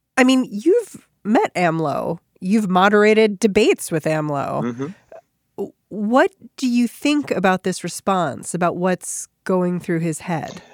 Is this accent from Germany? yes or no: no; United States; as an American